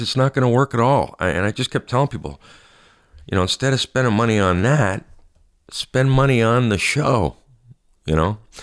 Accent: Canada; I'm Canadian

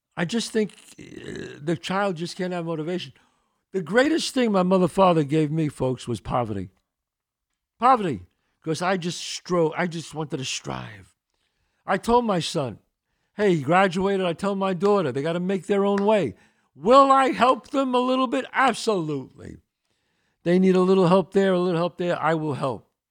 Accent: New York City, New York, United States; I grew up in the Bronx, one eighty-seventh and Belmont

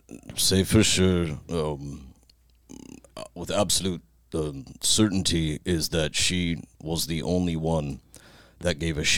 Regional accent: Kentucky, United States; growing up in Kentucky

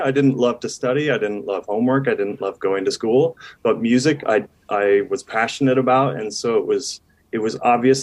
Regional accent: Iowa, United States; moved away as an adult; now in Salt Lake City, United States; So I grew up in Iowa

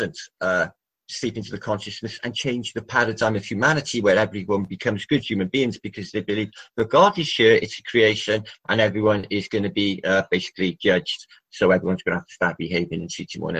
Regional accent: Wales, United Kingdom; I'm from Wales

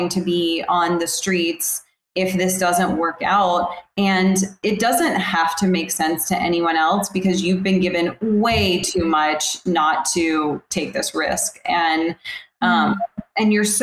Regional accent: the South, United States; Growing up in the South

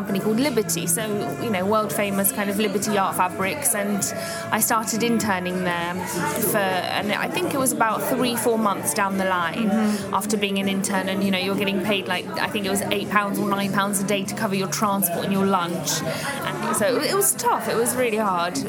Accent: Leicestershire, East Midlands, United Kingdom; So I grew up in Leicestershire and I did my A-levels at a college there.

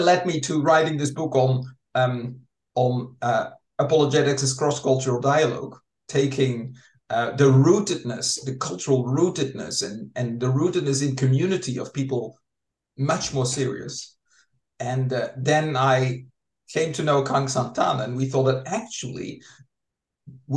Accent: Netherlands; I'm from the Netherlands, grew up in the Reformed tradition there

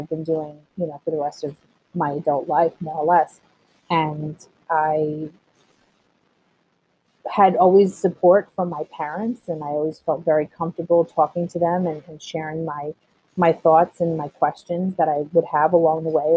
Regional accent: Levittown, New York, United States; also born or lived in Colombia; I grew up in a very, if anyone knows anything about Levittown

